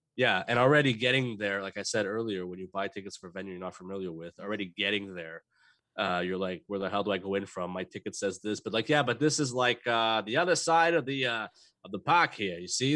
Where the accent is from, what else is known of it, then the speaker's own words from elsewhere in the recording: Montreal, Quebec, Canada; we're from Montreal